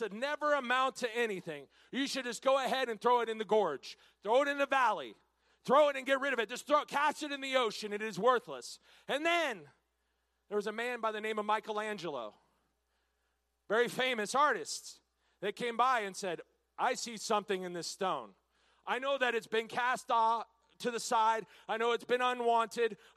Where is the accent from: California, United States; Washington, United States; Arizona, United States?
Washington, United States; now in Texas, United States; I'm born and raised in Washington State. Now, I came to Texas as soon as I could